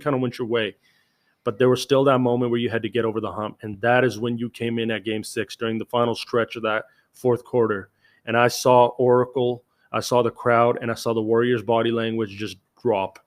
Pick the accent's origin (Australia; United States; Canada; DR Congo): Canada; As a Canadian